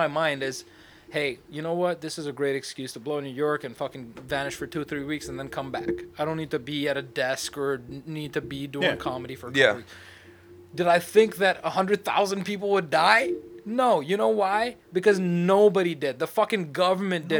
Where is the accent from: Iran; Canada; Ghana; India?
India; I'm Indian